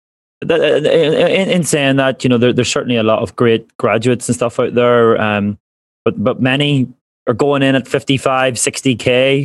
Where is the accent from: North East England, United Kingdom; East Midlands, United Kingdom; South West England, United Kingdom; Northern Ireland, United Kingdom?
Northern Ireland, United Kingdom; now in Australia; me being Irish, but also being born in the north, so you can also claim Britishness as well.